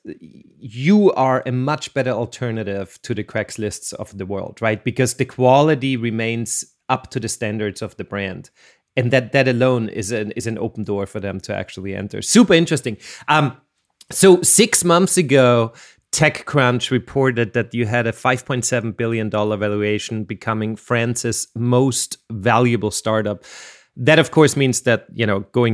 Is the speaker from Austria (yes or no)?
yes; Austria; I'm from Austria